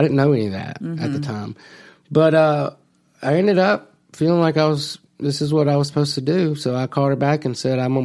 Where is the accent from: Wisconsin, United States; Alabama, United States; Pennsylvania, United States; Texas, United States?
Alabama, United States; Phenix City; I'm from Phoenix City